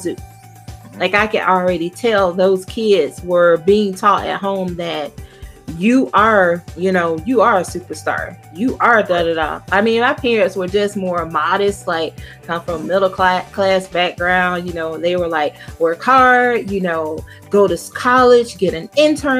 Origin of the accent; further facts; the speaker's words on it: South Georgia, United States; I'm from the deep South. I'm from South Georgia. Like, you could do this and you miss my whole town